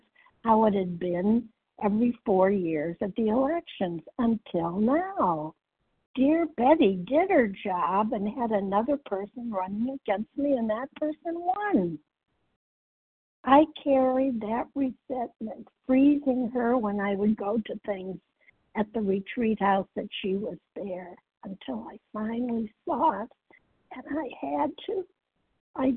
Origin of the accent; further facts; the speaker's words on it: Massachusetts, United States; I'm from Massachusetts